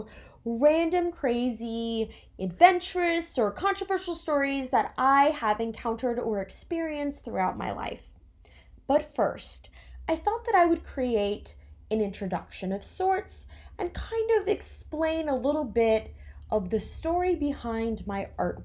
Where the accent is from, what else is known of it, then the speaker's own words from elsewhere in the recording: Florida, United States; moved away as an adult; also born or lived in New Jersey; now in New York City, United States; I'm from Florida. I was born in New Jersey, but I've lived in Florida since I was 7 years old.